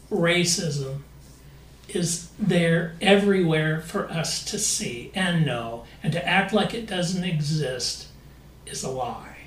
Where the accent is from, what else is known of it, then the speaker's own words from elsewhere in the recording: Iowa, United States; like I'm from Iowa.